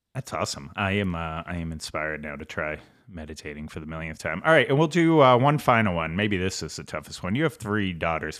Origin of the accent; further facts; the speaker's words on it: Boston, Massachusetts, United States; I grew up in Southie